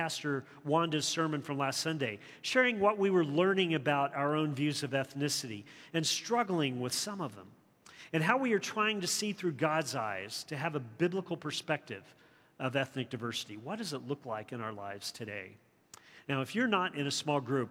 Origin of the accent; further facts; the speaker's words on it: the South, United States; growing up in the South during the turbulence of the 60s